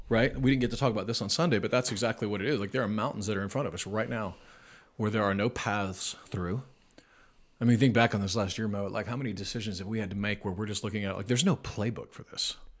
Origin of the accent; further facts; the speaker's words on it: Nebraska, United States; I'm from Nebraska, but I feel like some of the hillbillies made it to where I'm from